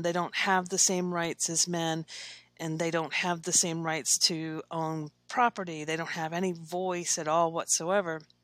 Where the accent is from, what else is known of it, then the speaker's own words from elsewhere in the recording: Versailles, Kentucky, United States; now in Lexington, United States; I grew up in Versailles, Kentucky. It's a small town